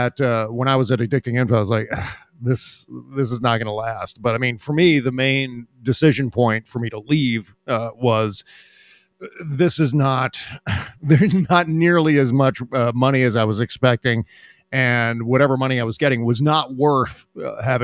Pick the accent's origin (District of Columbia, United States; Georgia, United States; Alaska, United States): District of Columbia, United States; Washington; I was born and raised around Washington, D.C.